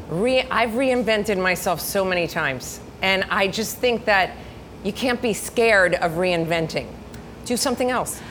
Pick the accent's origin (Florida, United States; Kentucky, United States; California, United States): Florida, United States; Miami; we're Cuban. My, my parents are Cuban. My grandparents are Cuban. I was born here in Miami. I went to school. Um, actually, my first uh, school was a preschool right where the Marlin Stadium ah. is